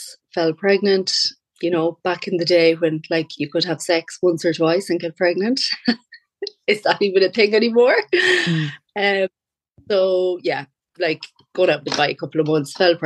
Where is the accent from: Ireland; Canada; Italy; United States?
Ireland; Castlebar, Connacht; I'm from Castlebar, County Mayo